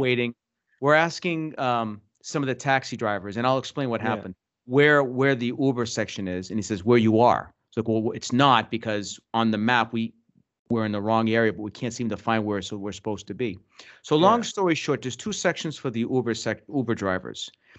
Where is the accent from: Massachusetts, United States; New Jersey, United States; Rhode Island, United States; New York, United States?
Massachusetts, United States; Boston; maybe because we're from Boston, you know, we're paranoid.